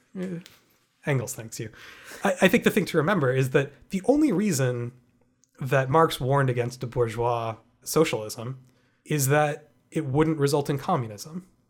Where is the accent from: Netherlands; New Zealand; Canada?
Canada; as a Canadian having grown up in a country where it's never been an issue for me